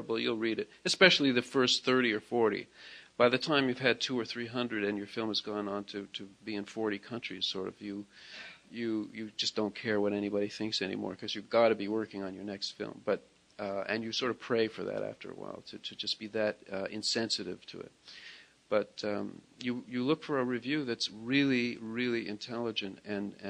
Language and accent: English; Toronto, Ontario, Canada; where I lived and where I grew up in Toronto